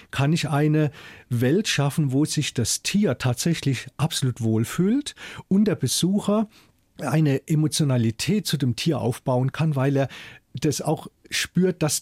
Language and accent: German; Mannheim, Baden-Württemberg, Germany; also born or lived in Schwetzingen; in meiner Kindheit in Mannheim und dann auch in Schwetzing, habe ich nie irgendwas gemerkt an Ressentiments oder sowas.